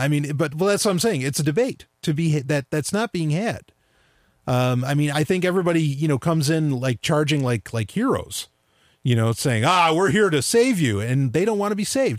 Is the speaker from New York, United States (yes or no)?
yes; New York, United States; Yeah, same here, New York.